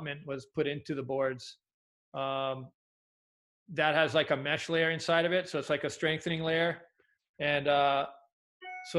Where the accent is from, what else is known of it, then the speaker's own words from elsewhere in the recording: Hawaii, United States; also born or lived in Oahu / Big Island; growing up in Hawaii